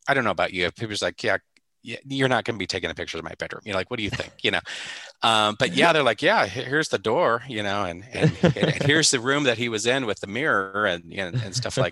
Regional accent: Nebraska, United States; I'm from Nebraska

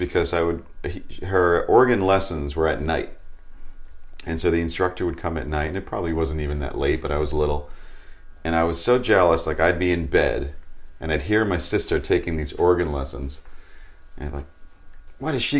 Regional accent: Long Island, New York, United States; where I grew up on Long Island in New York, there was a big music scene

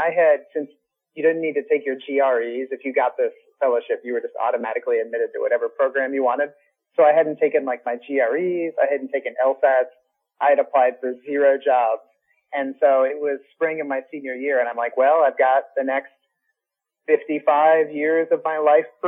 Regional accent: Des Moines, Iowa, United States; I grew up just outside of Des Moines, currently still reside in Des Moines

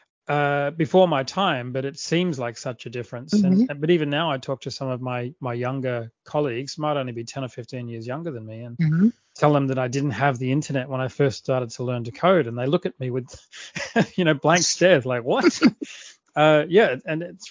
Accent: Adelaide, South Australia, Australia; accent: Australian; now in Sydney, Australia; I grew up in a city in the south of Australia called Adelaide

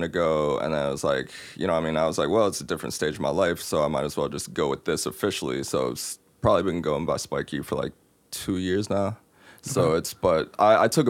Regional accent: Morgantown, West Virginia, United States; I'm from Morgantown

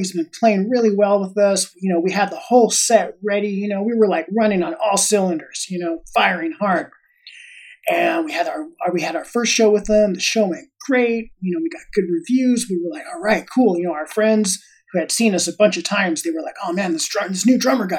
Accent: Los Angeles, California, United States; I grew up in Los Angeles

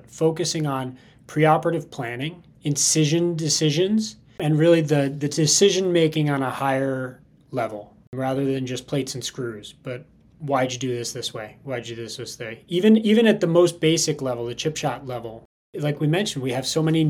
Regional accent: New York, United States; moved away as an adult; also born or lived in California; now in Scottsdale, United States; I'm from New York originally.

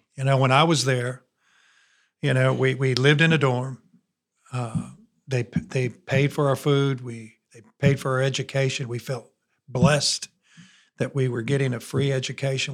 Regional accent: 20 minutes from Notre Dame, Indiana, United States; moved away as an adult; now in Alabama, United States; I was 20 minutes from Notre Dame

